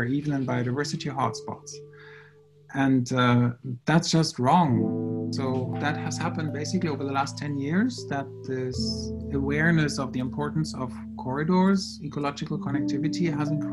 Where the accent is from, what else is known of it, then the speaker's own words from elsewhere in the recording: Germany; now in Montreal, Canada; I'm originally from Germany, and I have been working now at Concordia University for 13 years